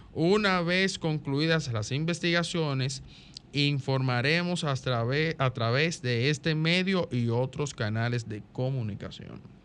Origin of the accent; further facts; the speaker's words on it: Dominican Republic; todos como dominicanos